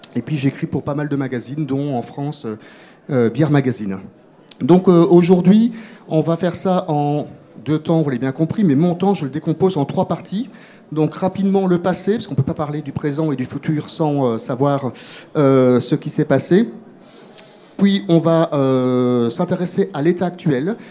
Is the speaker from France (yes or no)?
no; Belgium; moi je suis belge